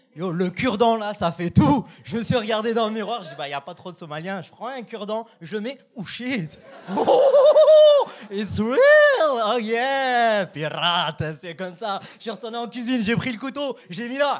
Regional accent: France; moved away as an adult; now in Canada; je suis français

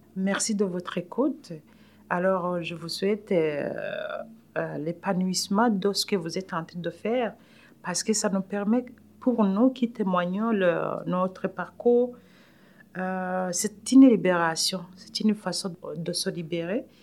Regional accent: Burundi; accent: African; French is a second language; moved away as an adult; now in Canada

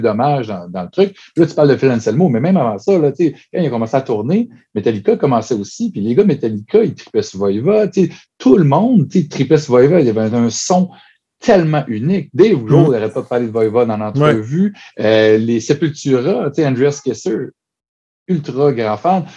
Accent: Chicoutimi, Quebec, Canada; Moi, je viens de Chicoutimi

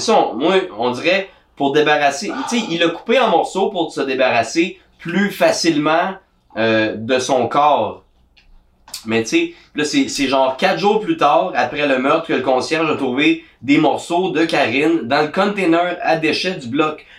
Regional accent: Gatineau, Quebec, Canada; je viens de Gatineau

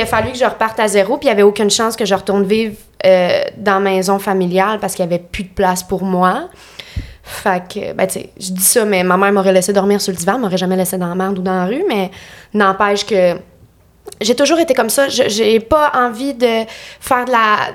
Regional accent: Lanaudière, Quebec, Canada; moved away as an adult; now in Montreal, Canada; je viens de Lanaudière. Genre euh, Repentigny, l'Assomption, Charlemagne

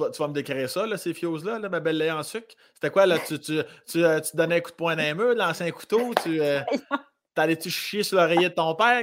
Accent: Laurier-Station, Quebec, Canada; now in Montreal, Canada; Je viens de Laurier Station, sur la rive sud de Québec, à 25 minutes de Lévis à peu près

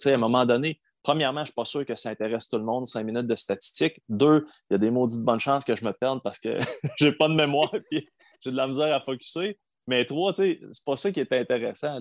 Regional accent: D'Alembert, Quebec, Canada; also born or lived in Elliot Lake, Ontario; j'ai grandi en Abitibi, à D'Alembert.

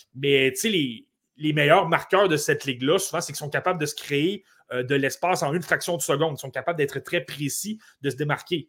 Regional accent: Côte-Nord, Quebec, Canada; je viens de la Côte-Nord, le Dracard de Bécomo, j'ai regardé cette équipe-là toute ma jeunesse

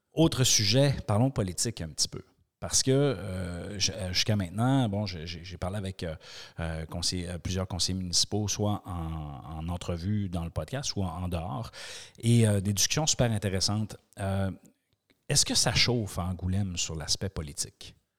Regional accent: Quebec, Canada; je suis du Québec

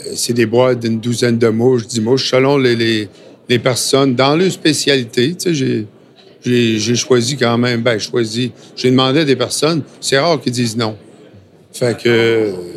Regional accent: Lévis, Quebec, Canada; moved away; also born or lived in Sainte-Foy / New Brunswick; je suis natif de Lévis. OK. Euh, Sainte-Foy, après ça

